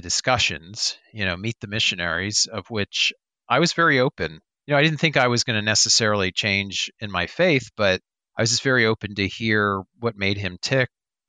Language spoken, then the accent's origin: English; Florida, United States; I grew up in South Florida.